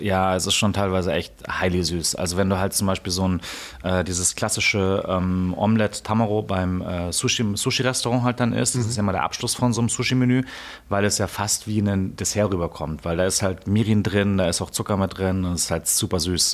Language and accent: German; east of Munich, Bavaria, Germany; Ich bin auf jeden Fall im Osten von München aufgewachsen